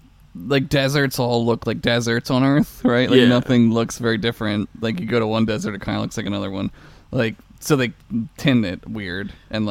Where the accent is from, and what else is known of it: United States